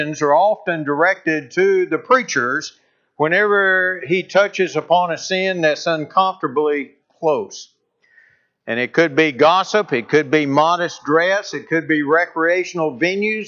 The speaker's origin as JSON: {"language": "English", "region": "North Alabama", "country": "United States", "tie": "born or raised there", "also_born_or_lived": "Kentucky", "moved": "as an adult", "said": "I grew up in North Alabama"}